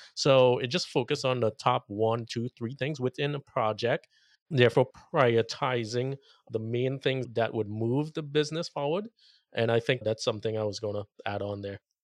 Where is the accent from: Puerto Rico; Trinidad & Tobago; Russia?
Trinidad & Tobago; now in Las Vegas, United States; I spent a month in Trinidad, mm. and if listeners don't know, that's where I grew up